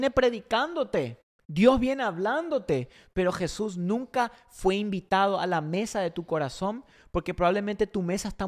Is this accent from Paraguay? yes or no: yes; Paraguay; now in United States; cuando yo vine de Paraguay, Allá en Paraguay, por ejemplo, Argentina, todos esos países, la, gente, la familia al mediodía se sienta en la mesa con la familia.